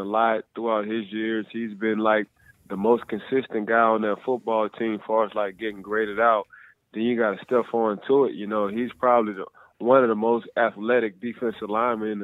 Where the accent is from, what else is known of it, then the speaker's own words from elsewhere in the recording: New Orleans, Louisiana, United States; also born or lived in Gretna, Louisiana; I'm from New Orleans. So actually, I was one of the smallest guys on my football team when I played. I played defensive end in high school